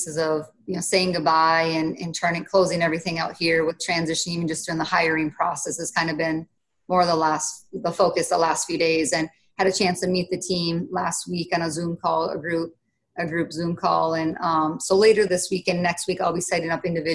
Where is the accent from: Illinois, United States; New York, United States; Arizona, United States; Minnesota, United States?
Minnesota, United States; moved away; I haven't always been in my home state, which is Minnesota